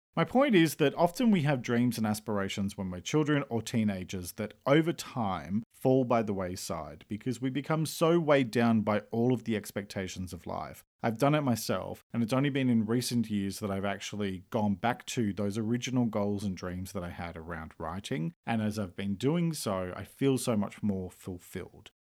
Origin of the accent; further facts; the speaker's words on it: Australia; I'm an Australian writer and speaker